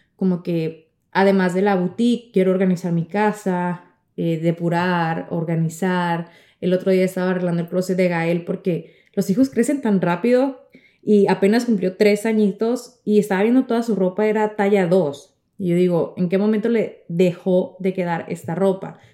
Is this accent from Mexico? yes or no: yes; Navojoa, Sonora, Mexico; now in Miami, United States; en mi tierra querida que es en el norte, en Navajoa, Sonora, México